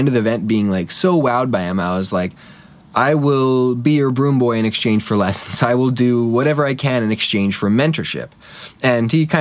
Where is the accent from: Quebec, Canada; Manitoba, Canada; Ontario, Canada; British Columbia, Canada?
Manitoba, Canada; Winnipeg; also born or lived in Halifax; I grew up in Winnipeg